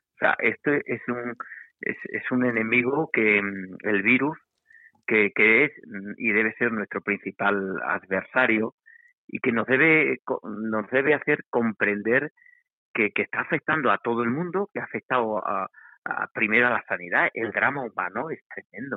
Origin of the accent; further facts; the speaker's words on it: Extremadura, Spain; como, sociedad extremeña, como sociedad española, europea